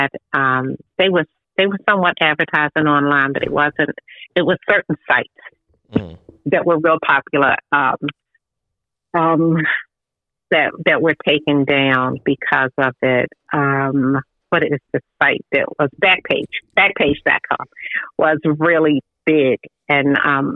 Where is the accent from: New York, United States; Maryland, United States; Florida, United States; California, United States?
Maryland, United States; Baltimore; when I was growing up in Baltimore City, I had the whole neighborhood